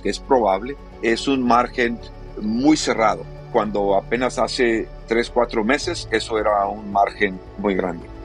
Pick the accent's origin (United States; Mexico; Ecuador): United States; como norteamericano, como ciudadano de este país